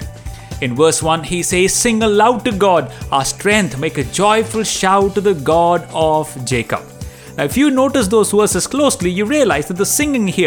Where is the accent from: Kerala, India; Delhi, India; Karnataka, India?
Delhi, India; growing up in Delhi, I have seen my Hindu friends celebrate their festivals with pomp and show.